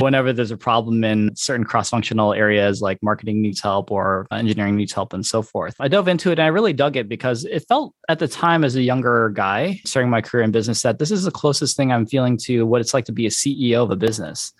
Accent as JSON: {"language": "English", "town": "Detroit", "region": "Michigan", "country": "United States", "tie": "born or raised there", "also_born_or_lived": "California", "moved": "as an adult", "said": "I born and raised in Michigan"}